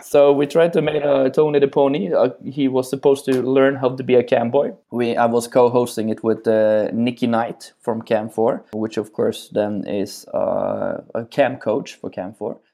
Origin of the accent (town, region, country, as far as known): Norway; born or raised there; moved away as an adult